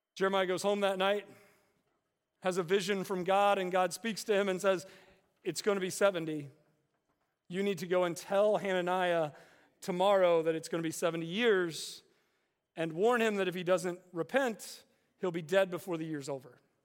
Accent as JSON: {"language": "English", "region": "West Virginia", "country": "United States", "tie": "born or raised there", "said": "growing up in West Virginia"}